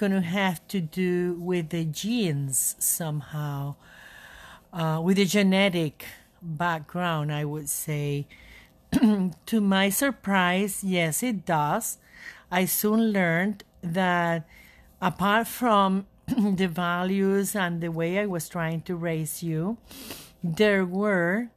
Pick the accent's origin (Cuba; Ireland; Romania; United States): Cuba; moved away; I was born in Cuba